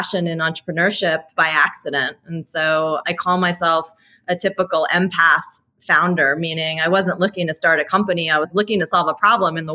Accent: New York City, New York, United States; I'm actually born and raised in New York City

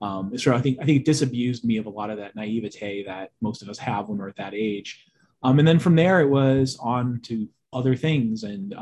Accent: Boston, Massachusetts, United States; I'm from the Boston area. I'm actually the only person in my family that doesn't have a Bostonian accent.

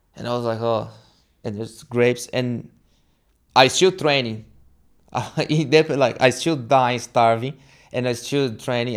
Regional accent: São Paulo, Brazil; moved away as an adult; now in Townsville, Australia; I'm from Brazil, São Paulo. And, yeah, I came to Australia when I was twenty-eight

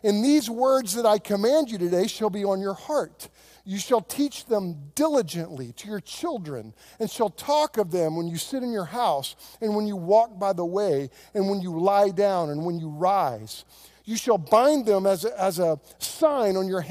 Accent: Oklahoma, United States; I grew up on land in Oklahoma that we got in a land run.

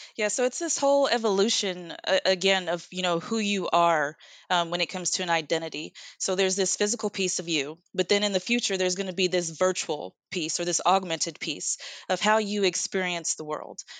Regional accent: United States; I am from the United States

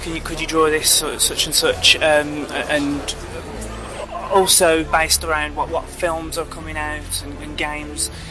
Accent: Solihull, West Midlands, United Kingdom; I'm from Solihull

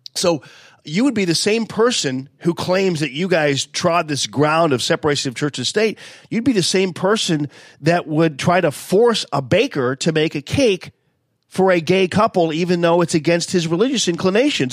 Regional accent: University City, Missouri, United States; I was from Yu City

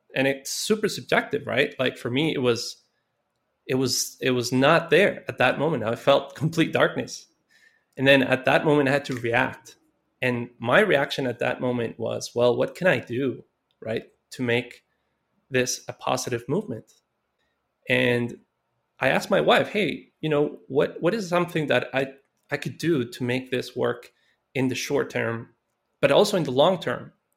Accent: Costa Rica; I grew up in Costa Rica, and I, you know, I came up, uh, in a very poor neighborhood

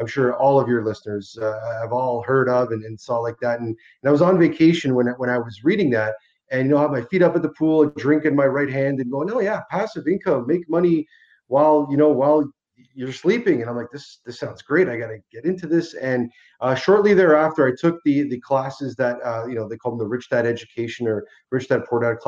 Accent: Hamilton, Ontario, Canada; I was born and raised in Hamilton, Ontario from Italian immigrants that came over in the mid-60s

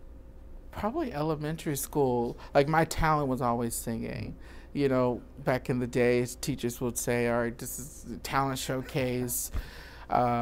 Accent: Danville, Virginia, United States; moved away as an adult; also born or lived in Baltimore, Maryland; now in Chicago, United States; I am a country boy from Virginia, Danville, Virginia, about 2 hours from Richmond

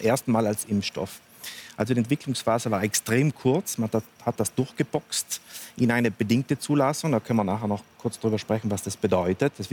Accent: Trentino-Alto Adige, Italy; wie auch bei uns in Südtirol zum Beispiel

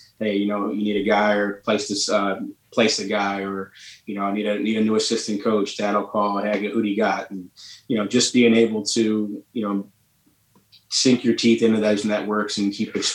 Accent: Pennsylvania, United States; we're from Pennsylvania

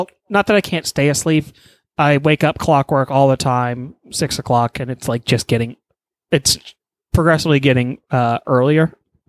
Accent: Texas, United States; but I'm from Texas and I can handle the heat.

